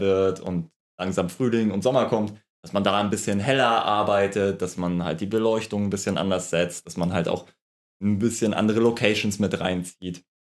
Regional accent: Lübeck, Schleswig-Holstein, Germany; komme aus Lübeck, der schönsten Stadt

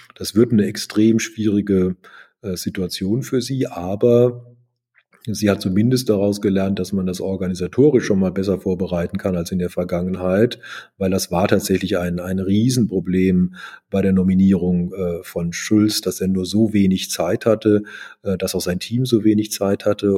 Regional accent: Germany; Ich war als Deutscher für ihn insofern auch interessant

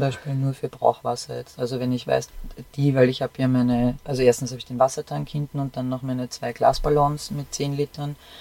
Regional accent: Austria; bei uns in Österreich

